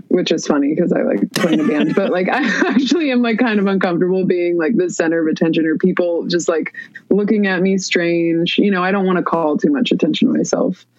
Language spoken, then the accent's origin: English; Palo Alto, California, United States; I grew up in the Bay Area in Palo Alto, California